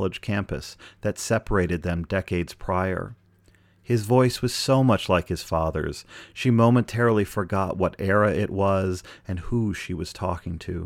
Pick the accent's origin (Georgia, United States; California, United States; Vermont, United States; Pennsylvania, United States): Pennsylvania, United States; Pittsburgh; I'm from Pittsburgh, Pennsylvania.